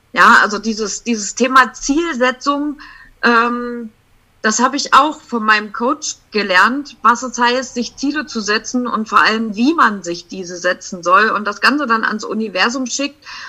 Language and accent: German; Sangerhausen, Saxony-Anhalt, Germany; ich komme aus Sangerhausen.